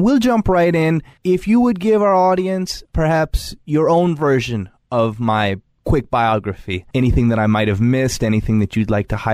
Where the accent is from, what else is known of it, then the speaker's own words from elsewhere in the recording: Long Island, New York, United States; I grew up both on Long Island as well as with farm animals